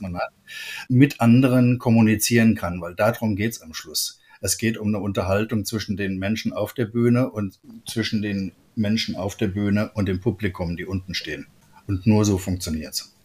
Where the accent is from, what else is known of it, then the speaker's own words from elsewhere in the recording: Trier, Rhineland-Palatinate, Germany; bei uns in Trier, das ist ja nicht der Nabel der Jazzwelt